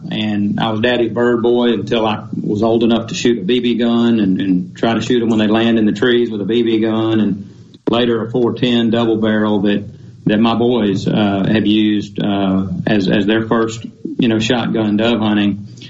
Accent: North Florida, United States; now in Mississippi, United States; growing up in North Florida

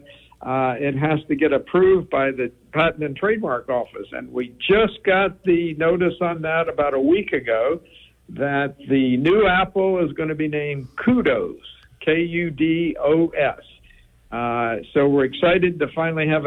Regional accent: the South, United States; moved away as an adult; now in Minnesota, United States; I grew up in the South up through my high school years

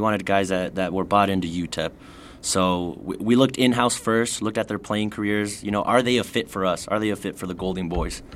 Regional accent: El Paso, Texas, United States; born and raised in El Paso, went to Cathedral High School

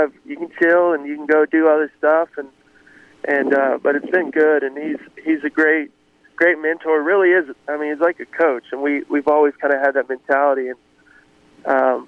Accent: Greenwood, Arkansas, United States; moved away as an adult; also born or lived in Nashville; I grew up in Greenwood, Arkansas, which is right outside of Fort Smith

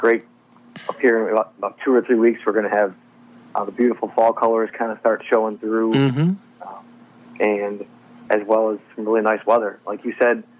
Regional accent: Chicago, Illinois, United States; now in Southern Illinois, United States; Growing up in Chicago, I know all about the cold winters, the wind, and the snow

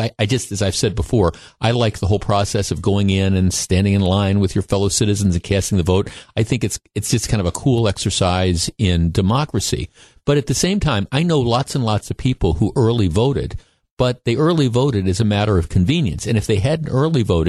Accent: Glendale, Wisconsin, United States; I grew up in Glendale, Wisconsin, and when I was a kid, the local elementary school, the elementary school that I went to, was the place where people went to vote

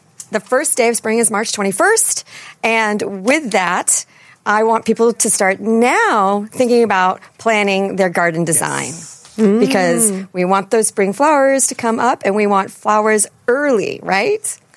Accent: East Coast, United States; accent: East Coast; now in Chicago, United States; my East Coast accent

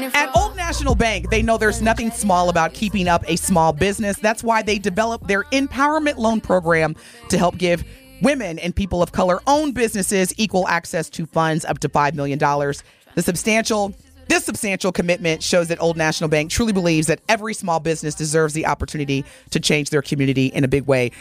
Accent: Indiana, United States; I'm from Indiana

